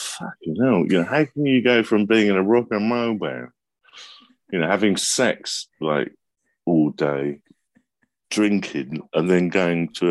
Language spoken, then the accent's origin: English; London, United Kingdom; I was brought up just around the corner from Denmark Street